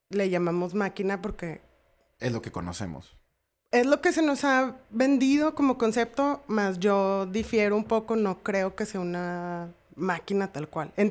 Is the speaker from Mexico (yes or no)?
yes; Mexico; Soy mujer. Soy mexicana.